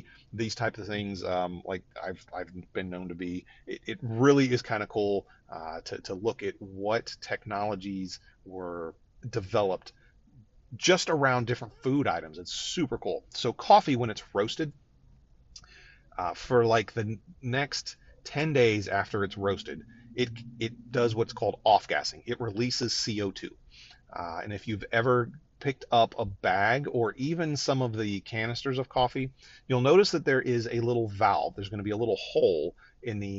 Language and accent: English; Northeast Ohio, United States; I grew up in Northeast Ohio where there's a lot of Polish influence